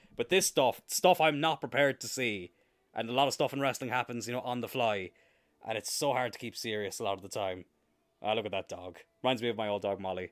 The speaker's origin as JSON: {"language": "English", "town": "Cloyne", "region": "Munster", "country": "Ireland", "tie": "born or raised there", "said": "I grew up in countryside in East Cork"}